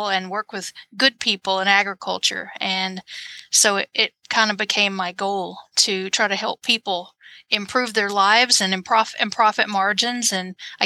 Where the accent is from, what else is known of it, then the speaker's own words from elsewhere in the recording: Lower Arkansas, United States; moved away as an adult; also born or lived in Missouri / Illinois; now in Nebraska, United States; I was from Lower Arkansas. And so I have an accent. It's still there.